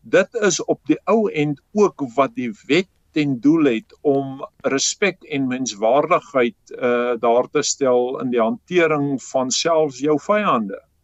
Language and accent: Afrikaans; South Africa; ons as Suid-Afrikaners